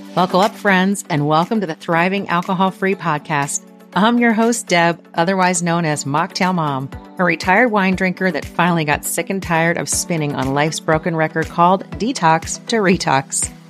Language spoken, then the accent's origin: English; outside Philadelphia, Pennsylvania, United States; now in Kentucky, United States; I grew up outside Philly